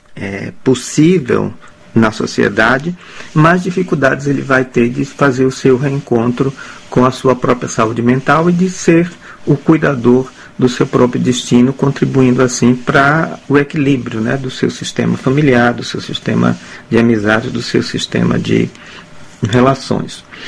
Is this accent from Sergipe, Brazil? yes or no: yes; Aracaju, Sergipe, Brazil; also born or lived in Porto Alegre, Rio Grande do Sul / Cuiabá, Mato Grosso / Recife; now in Amsterdam, Netherlands; Eu nasci em Aracaju, em Sergipe, estado aqui irmão nordestino do Ceará